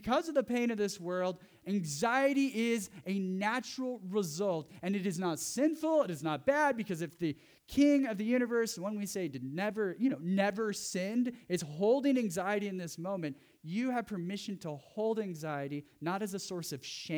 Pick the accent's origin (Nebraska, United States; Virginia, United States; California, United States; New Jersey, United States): California, United States; Central; moved away; I grew up in Central California where there was lots of fog